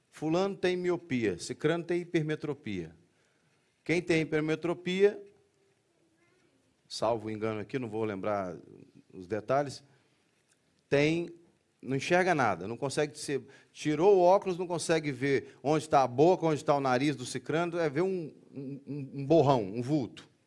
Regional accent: Brazil; Ou seja, temos uma igreja multicultural né, aqui, nesse espaço. Mas, majoritariamente, somos brasileiros.

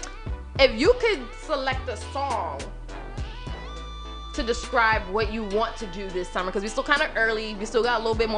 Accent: New York City, New York, United States; I'm from Queens

